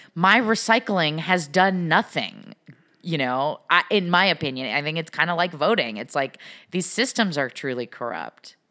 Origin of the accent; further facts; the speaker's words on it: Pacific Northwest, United States; I'm from the Pacific Northwest